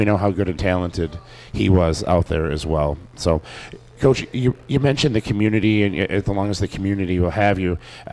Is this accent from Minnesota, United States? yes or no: yes; Delano, Minnesota, United States; now in Annandale, United States; I grew up in Delano and ended up moving up here